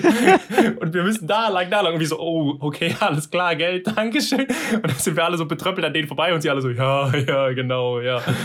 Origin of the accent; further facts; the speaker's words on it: Germany; Wir als Deutsche